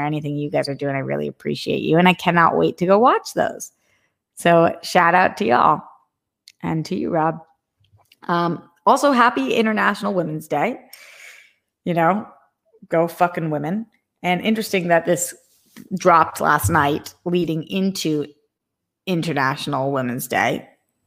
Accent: United States; I was born in America. I am American.

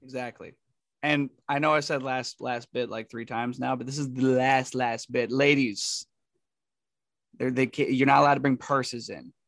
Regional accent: Northeast, United States; we're from the Northeast

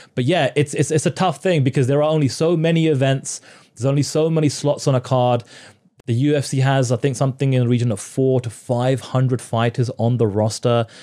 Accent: United Kingdom; moved away as an adult; now in Toronto, Canada; I'm a Brit and I kind of come from that kind of work culture

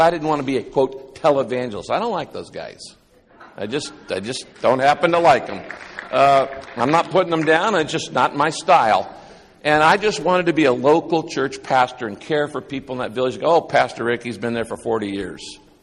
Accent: Northern California, United States; also born or lived in Texas / Orange County, California; I was raised up in Northern California, uh, in a little town of less than five hundred people.

